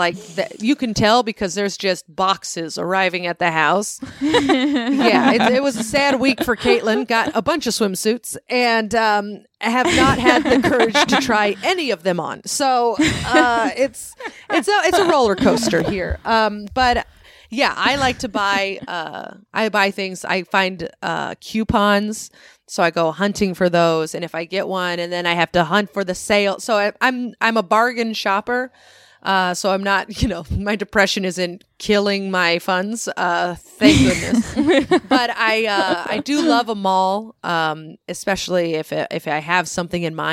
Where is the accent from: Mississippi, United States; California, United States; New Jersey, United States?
California, United States; San Bruno; I grew up in San Bruno, California, which is real blue collar, lower middle class suburbia.